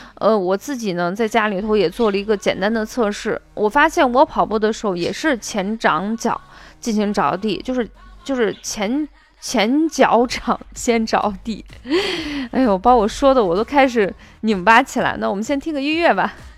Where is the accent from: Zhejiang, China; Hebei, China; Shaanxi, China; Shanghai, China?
Shaanxi, China; accent: Shaanxi dialect; 我们陕西话就心脏脏